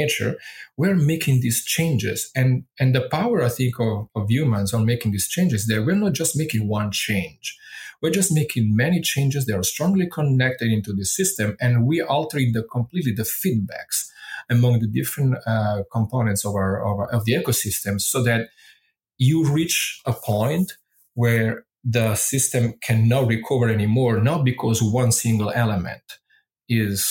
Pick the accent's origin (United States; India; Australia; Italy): Italy; first language Italian; English is a second language; moved away as an adult; my thinking in Italian, being grown up with the language